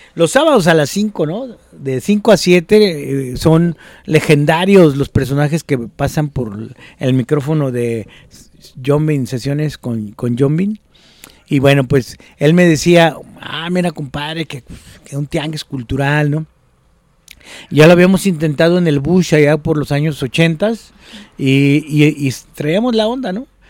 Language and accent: Spanish; Guadalajara, Jalisco, Mexico; siendo de Guadalajara o de Jalisco